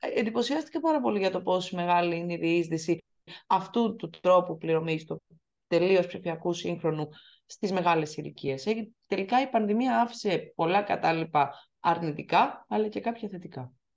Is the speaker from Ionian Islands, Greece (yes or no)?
yes; Corfu, Ionian Islands, Greece; που είμαι από την Κέρκυρα